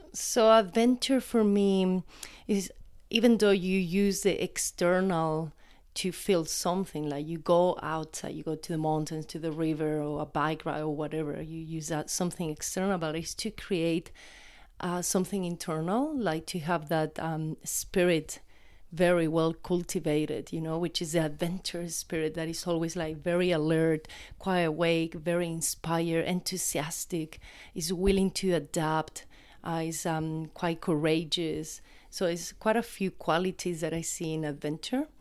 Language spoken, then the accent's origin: English; Chile; moved away; I grew up in the Atacama Desert